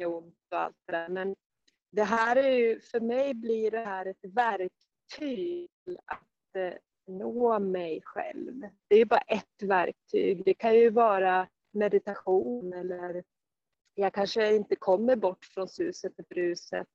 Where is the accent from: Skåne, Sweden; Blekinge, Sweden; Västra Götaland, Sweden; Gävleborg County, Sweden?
Gävleborg County, Sweden; Sandviken; moved away as an adult; also born or lived in Stockholm; längta hemåt Sandviken